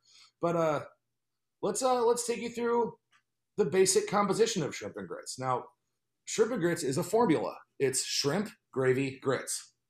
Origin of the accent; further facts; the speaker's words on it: North Carolina, United States; I grew up in North Carolina.